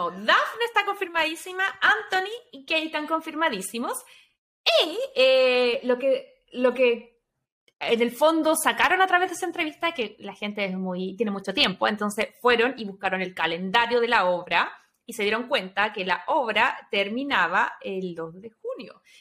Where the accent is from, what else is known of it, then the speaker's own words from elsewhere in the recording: Chile; moved away; nosotros, como chilenas